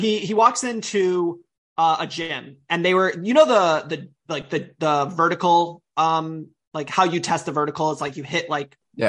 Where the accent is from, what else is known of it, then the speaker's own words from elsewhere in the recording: United States; as an American